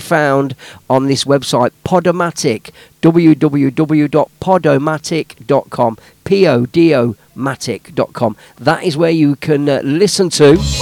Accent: Leicester, East Midlands, United Kingdom; my hometown of Leicester

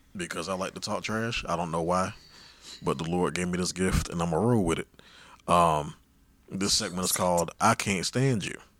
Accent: Miami, Florida, United States; I was born and raised in Miami.

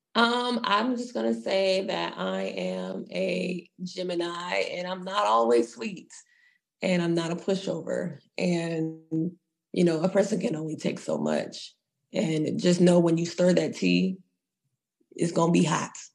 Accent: Texas, United States; I am a girl from Texas

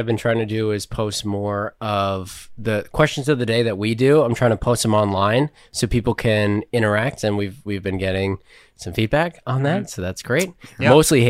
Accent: United States; yes, I am American.

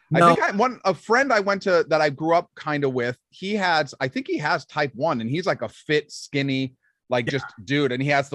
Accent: Los Angeles, California, United States; I am born and raised in Hollywood, California.

